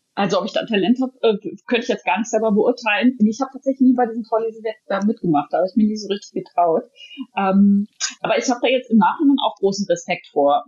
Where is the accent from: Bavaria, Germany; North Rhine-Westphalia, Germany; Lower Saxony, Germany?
North Rhine-Westphalia, Germany; Bad Oeynhausen; now in Hamburg, Germany; in meiner Heimatstadt Bad Oeynhausen